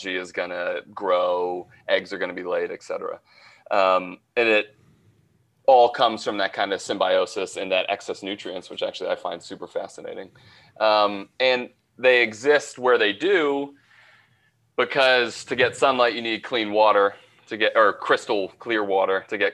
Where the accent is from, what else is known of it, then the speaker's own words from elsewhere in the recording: New England, Rhode Island, United States; I'm from the east coast of the U.S., I'm from Rhode Island